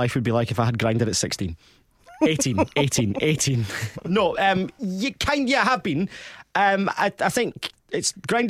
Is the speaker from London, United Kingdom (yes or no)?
no; Stirling, Scotland, United Kingdom; accent: Scottish; I was from Stirling and we had to go into Glasgow because there wasn't really a community in Stirling, even though there's a uni there.